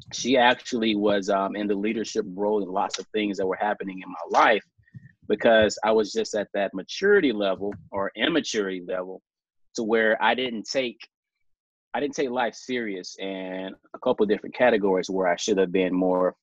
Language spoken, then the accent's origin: English; South Mississippi, United States; born and raised in South Mississippi.